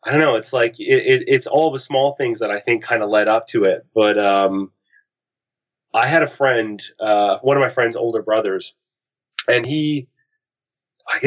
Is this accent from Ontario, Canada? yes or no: no; Halifax, Nova Scotia, Canada; I'm from the East Coast of Canada, Halifax, Nova Scotia. And that was where I did most of my growing up